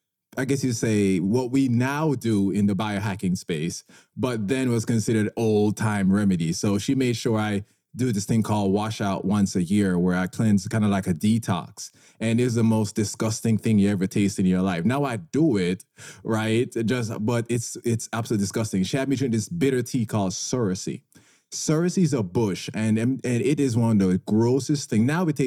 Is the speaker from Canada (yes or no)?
no; Jamaica; moved away; I grew up in a warmer climate. I grew up in Jamaica, and I played sports growing up.